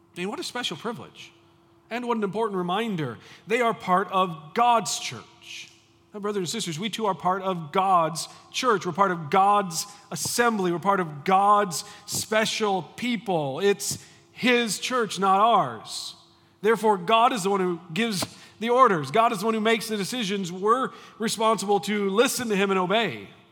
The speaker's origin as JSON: {"language": "English", "country": "United States", "tie": "born or raised there", "said": "I grew up in the United States"}